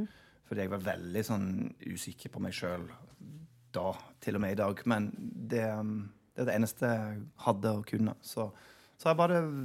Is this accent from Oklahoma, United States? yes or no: yes; Oklahoma, United States; Norwegian is a second language; moved away as an adult; also born or lived in Chicago / Wisconsin; now in Norway; der jeg vokste opp. I Oklahoma